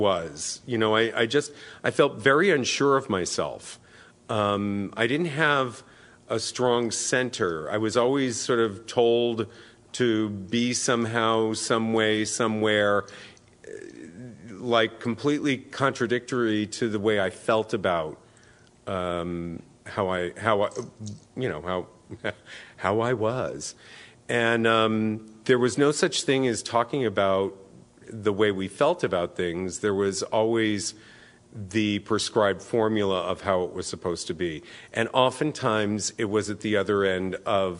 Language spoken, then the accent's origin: English; New York City, New York, United States; now in San Francisco, United States; I grew up in New York City first, and then the suburbs of New York in the 60s and the 70s